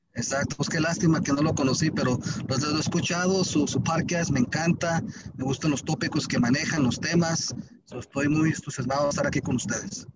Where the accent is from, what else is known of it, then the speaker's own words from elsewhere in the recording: Compton, California, United States; nací en Campton, California